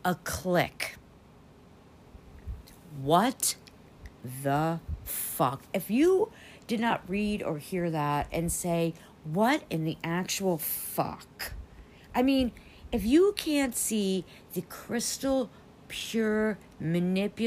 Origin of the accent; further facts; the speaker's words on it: United States; as an American